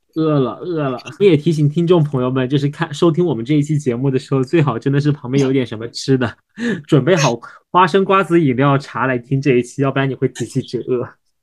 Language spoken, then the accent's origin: Chinese; Nanchang, Jiangxi, China; now in Shanghai, China; 我来自于就是纯粹的南方的城市，叫做南昌